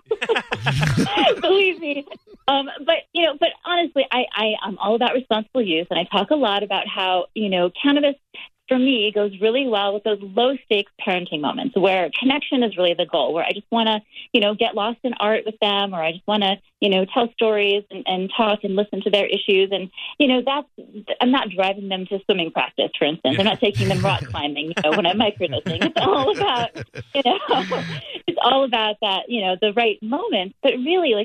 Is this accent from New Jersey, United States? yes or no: no; Hawaii, United States; I grew up in Hawaii